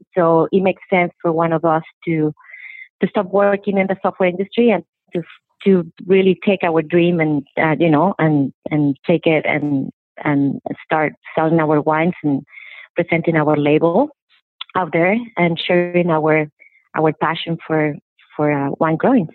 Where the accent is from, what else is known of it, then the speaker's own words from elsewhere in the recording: Mexico; moved away as an adult; also born or lived in San Francisco, United States; now in Oregon, United States; I grew up in Mexico